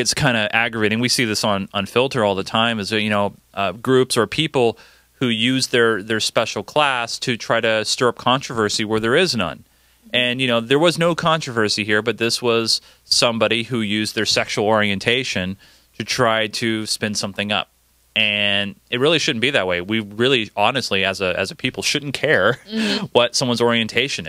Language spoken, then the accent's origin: English; California, United States; I grew up in California